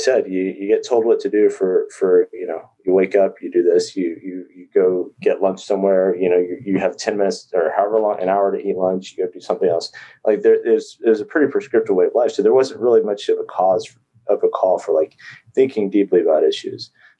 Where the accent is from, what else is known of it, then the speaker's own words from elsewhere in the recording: Texas, United States; moved away as an adult; also born or lived in Virginia; So I grew up in Texas.